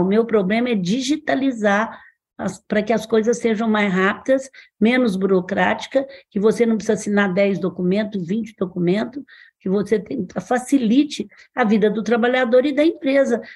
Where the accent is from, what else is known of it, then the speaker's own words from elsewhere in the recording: Franca, São Paulo, Brazil; na minha cidade, eu sou de Franca